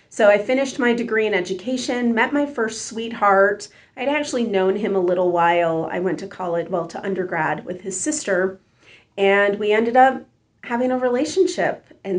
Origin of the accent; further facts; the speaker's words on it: Niagara Falls, New York, United States; I grew up middle class in Western New York, in Niagara Falls, New York. My parents were first generation American